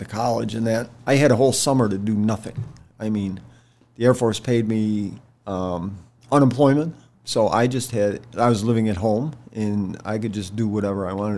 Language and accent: English; New York, United States; moved away as an adult; now in Shenandoah Valley, United States; I was from New York